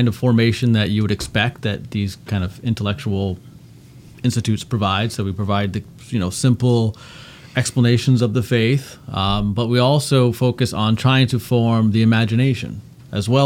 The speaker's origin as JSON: {"language": "English", "country": "Canada", "tie": "born or raised there", "said": "I grew up in Canada."}